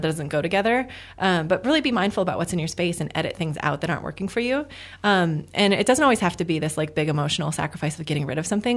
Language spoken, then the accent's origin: English; Midwest, United States; now in Arizona, United States; I'm from the Midwest